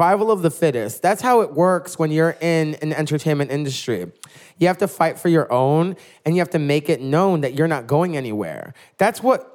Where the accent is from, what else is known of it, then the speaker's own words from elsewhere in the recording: New York City, New York, United States; I was one of the few queens in Brooklyn when I started doing drag almost 10 years ago who was actually born and raised in New York and from Brooklyn